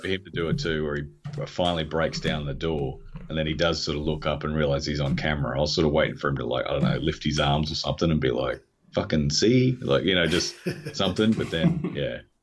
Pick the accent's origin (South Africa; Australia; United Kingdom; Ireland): Australia; I'm Australian